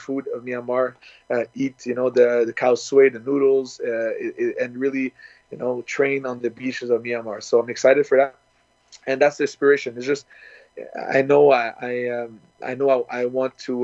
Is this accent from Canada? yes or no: yes; Canada; started in Canada, where I'm born